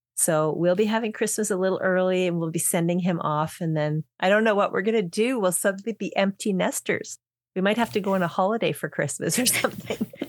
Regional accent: Canada; we're from Canada

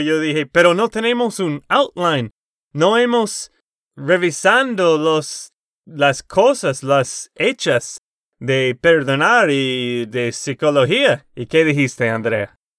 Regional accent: Texas, United States; de Texas, Estados Unidos.

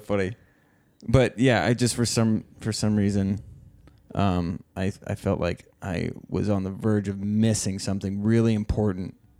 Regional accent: Oregon, United States; moved away; we grew up in Oregon

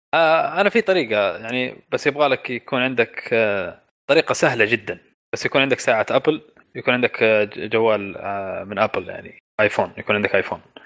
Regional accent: Saudi Arabia; عندنا في السعوديه

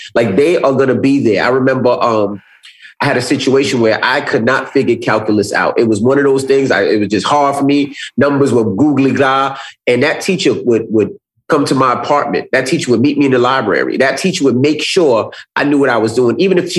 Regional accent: New York, United States; I was from New York. All I knew was New York.

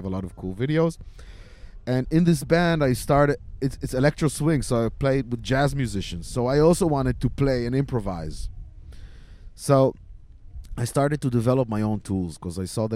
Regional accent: Israel; I'm originally from Israel

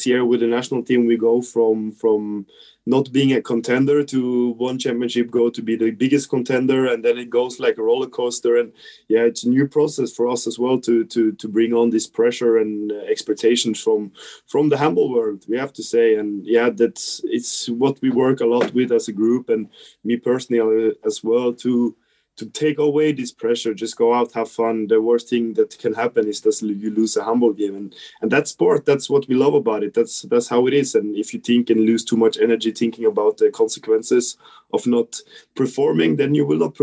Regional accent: Trondheim, Trøndelag, Norway; to be home in my hometown

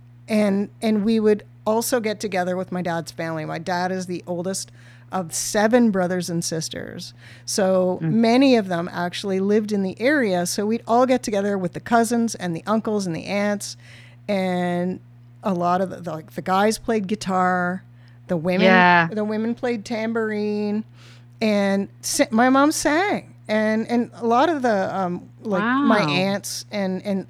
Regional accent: Ontario, Canada; as a Canadian, Ontarian young person from a small town.

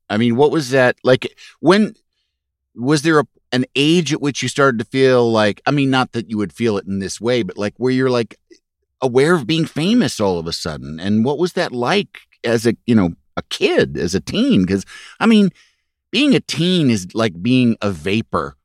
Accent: Yorkville, Illinois, United States; moved away; also born or lived in Los Angeles; I grew up in Yorkville, Illinois

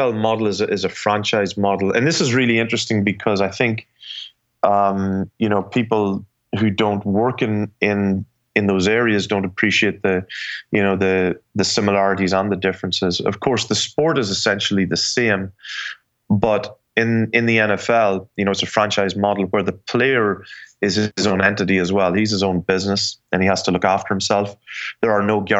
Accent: Ireland; moved away as an adult; also born or lived in New York; now in United States; I was raised in Ireland

